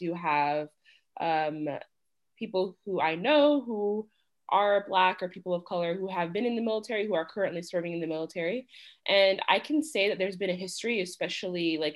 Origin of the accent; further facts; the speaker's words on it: United States; as an American